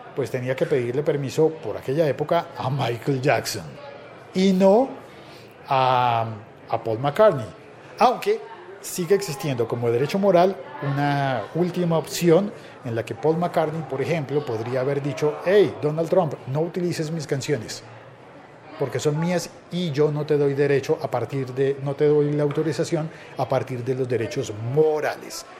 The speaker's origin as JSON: {"language": "Spanish", "country": "Colombia", "said": "digo yo por nacionalidad"}